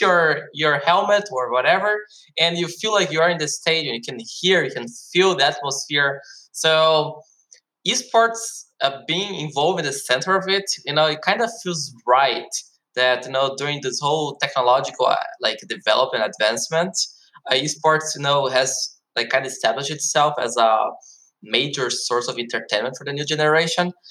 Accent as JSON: {"language": "English", "country": "Brazil", "tie": "born or raised there", "also_born_or_lived": "Germany", "moved": "yes", "lives_now": "South Korea", "said": "personally i am from Brazil. i was born in brazil but i also have this german citizenship so i also lived in germany for 10 years and since last year i'm living in south korea"}